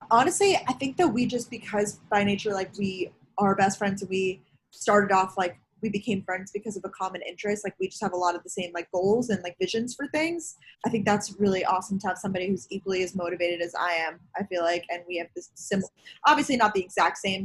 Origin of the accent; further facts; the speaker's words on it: Long Island, New York, United States; also born or lived in Georgia; now in New York City, United States; I currently live in New York City. I am originally from Long Island, New York.